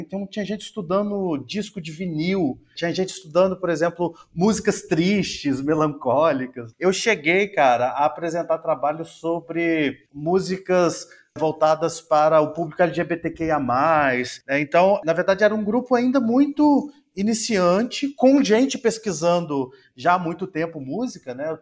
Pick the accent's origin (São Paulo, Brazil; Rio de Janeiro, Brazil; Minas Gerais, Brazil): Minas Gerais, Brazil; Tabuleiro; moved away as an adult; now in Altamira, Brazil; Eu venho do interior de Minas Gerais, de uma cidade chamada Tabuleiro